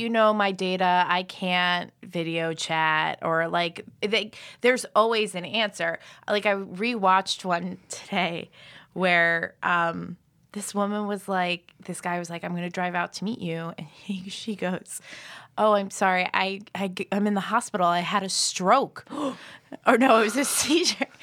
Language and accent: English; Philadelphia, Pennsylvania, United States; moved away as an adult; also born or lived in Boston / Chicago; I'm originally from Philadelphia, and then I went to school in Boston, and I lived in Chicago. for five years